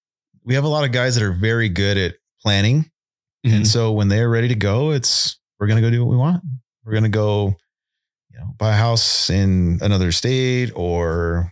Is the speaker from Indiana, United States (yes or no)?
no; California, United States; Born and raised in Southern California. Worked down there. Worked for the city of Colton Fire Department.